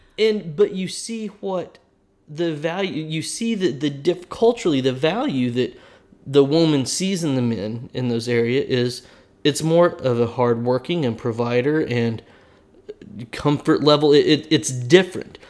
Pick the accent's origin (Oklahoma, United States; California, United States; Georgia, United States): Oklahoma, United States; I'm from Oklahoma, and we live in Oklahoma